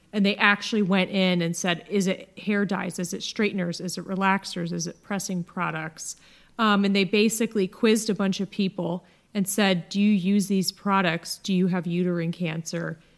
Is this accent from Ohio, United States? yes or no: yes; Akron, Ohio, United States; also born or lived in California; now in Dallas, United States; my hometown of Akron